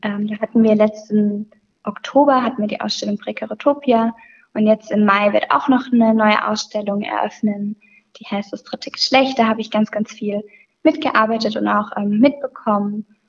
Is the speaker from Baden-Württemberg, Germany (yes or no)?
yes; near Sinsheim, Baden-Württemberg, Germany; moved away as an adult; now in Pforzheim, Germany; ich komme aus der Nähe von Sinsheim